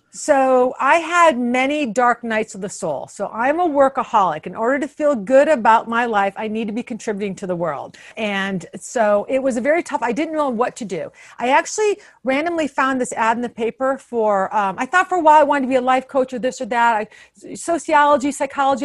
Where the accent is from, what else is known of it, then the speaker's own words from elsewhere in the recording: Toledo, Ohio, United States; moved away as an adult; also born or lived in Boston; now in Washington, DC, United States; I'm from Toledo